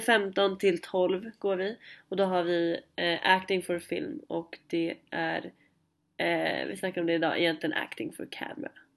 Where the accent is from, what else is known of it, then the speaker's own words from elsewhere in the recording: Stockholm, Stockholm County, Sweden; moved away; jag kommer från Stockholm